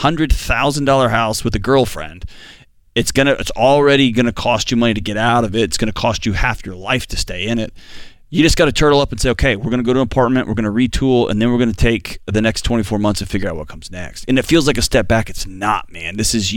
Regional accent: Houston, Texas, United States; I'm from Houston

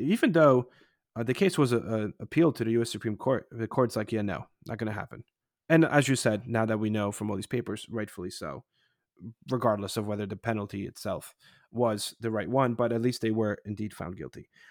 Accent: Poland; moved away; when I was growing up in Poland in the eighties

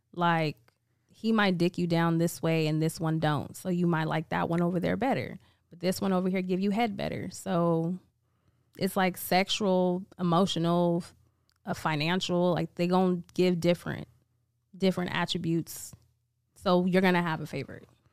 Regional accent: Vallejo, California, United States; I'm from Vallejo, California

